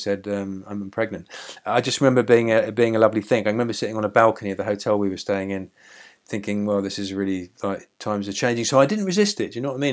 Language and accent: English; Seaford, South East England, United Kingdom; also born or lived in Brighton / Lewes; I came from Seaford and I used to go out in Brighton